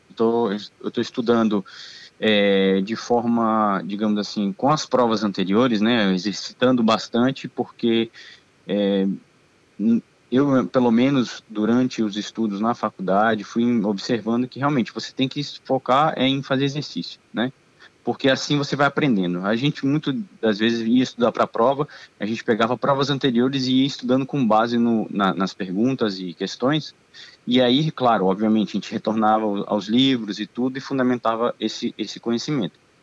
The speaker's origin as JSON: {"language": "Portuguese", "town": "Brasília", "region": "Federal District", "country": "Brazil", "also_born_or_lived": "Argentina", "moved": "as an adult", "said": "tenho 36 anos, sou de Brasília."}